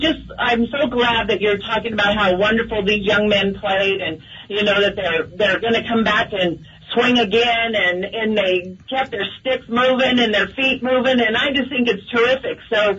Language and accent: English; United States; now in Canada; I live in Alberta now, but I'm recently from the United States.